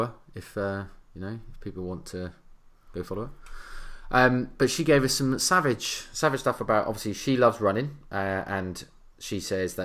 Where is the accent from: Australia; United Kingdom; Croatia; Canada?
United Kingdom; England; we're English